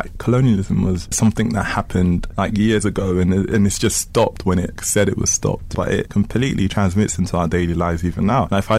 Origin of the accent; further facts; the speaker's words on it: Kinshasa, DR Congo; now in United Kingdom; I am from Kinshasa, Congo. I was born in Congo. I came to the UK with my family as refugees. I am of African descent. I'm African.